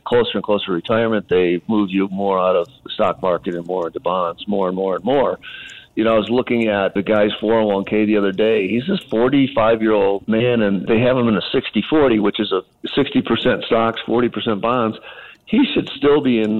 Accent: Buffalo, New York, United States; I'm from Buffalo, so I'm a Bills fan

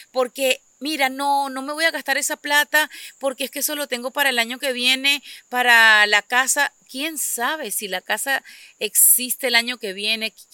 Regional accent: Venezuela; moved away as an adult; despedí el día que me vine de Venezuela de haber finalizado los servicios de la partida de mi padre

